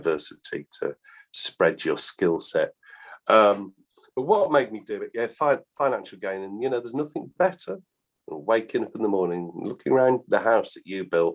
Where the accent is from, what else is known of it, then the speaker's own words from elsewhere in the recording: Balsall Common, West Midlands, United Kingdom; where I was brought up in Borstal Common, the nearest big factory was Coventry Massey Ferguson